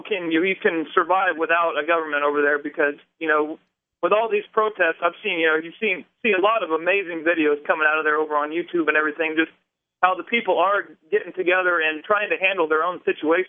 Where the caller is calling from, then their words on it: Indiana, United States; I'm in Indiana.